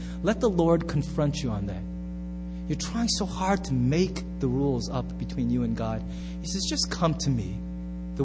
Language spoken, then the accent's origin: English; United States; I'm so American